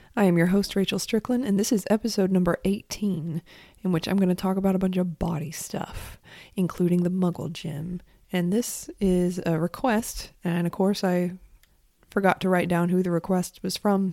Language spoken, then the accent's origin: English; Monroe, North Carolina, United States; also born or lived in San Francisco; now in South Carolina, United States; Monroe, North Carolina, which is where I'm from